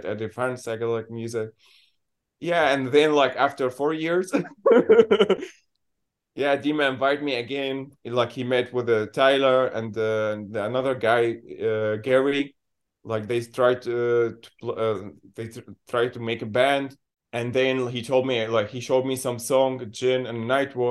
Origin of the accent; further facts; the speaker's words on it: Syria; English is a second language; moved away as an adult; now in Berlin, Germany; I'm from Syria. I came here like 2018.